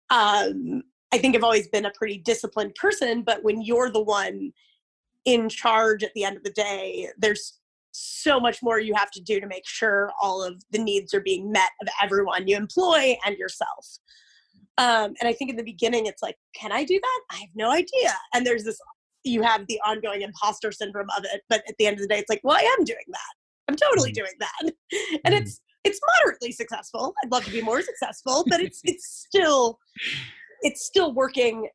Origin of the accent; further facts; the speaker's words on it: Omaha, Nebraska, United States; my hometown in Omaha, Nebraska